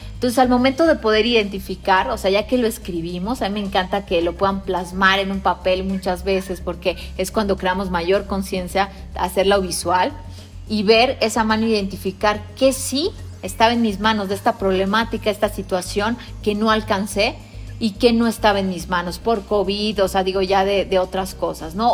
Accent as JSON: {"language": "Spanish", "country": "Mexico", "said": "como mexicano"}